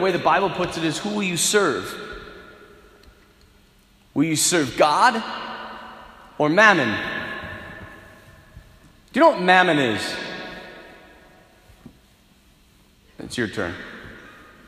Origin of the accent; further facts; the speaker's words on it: North Dakota, United States; I'm from North Dakota, so the culture out here is different.